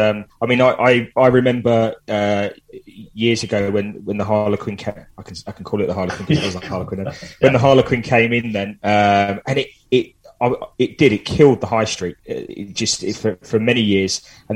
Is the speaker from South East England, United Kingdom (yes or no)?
no; Watford, East of England, United Kingdom; I'm from Watford. I'm so proud of the town.